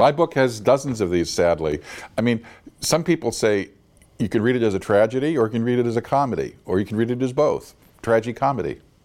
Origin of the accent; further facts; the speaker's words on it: San Francisco, California, United States; my hometown of San Francisco